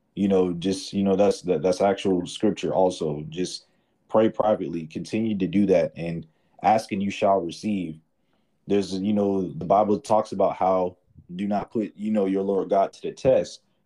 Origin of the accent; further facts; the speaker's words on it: Atlanta, Georgia, United States; I'm from Atlanta